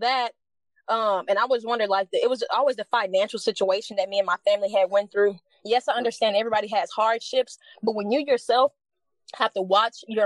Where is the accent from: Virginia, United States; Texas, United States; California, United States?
Texas, United States; Dallas; also born or lived in Grand Prairie, Texas; I'm from Dallas, Texas, right? Born and raised Baylor Hospital, to be exact